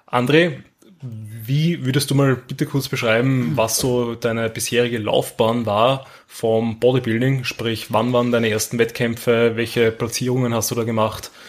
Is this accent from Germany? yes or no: no; Austria; accent: Austrian; einfach weil man eben als Österreicher alles